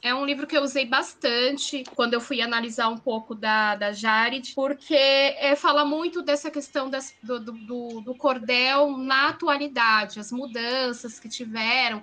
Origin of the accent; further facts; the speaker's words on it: São Paulo, Brazil; Eu, eu nasci em São Paulo, vivi em São Paulo, apesar de ser da periferia